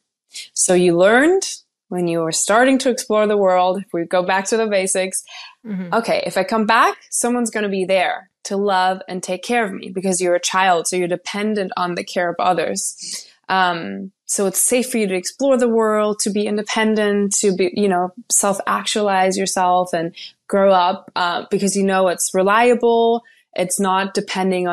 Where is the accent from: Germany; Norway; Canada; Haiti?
Germany; now in Los Angeles, United States; I currently live in Southern California in Los Angeles, but I am from Germany